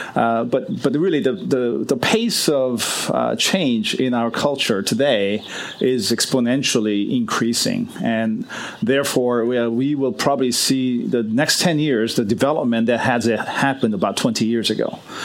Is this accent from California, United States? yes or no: yes; Los Angeles, California, United States; moved away; I grew up in Los Angeles, and um, for 30 years I was away from Los Angeles, and I'm finally back living uh, in in Los Angeles.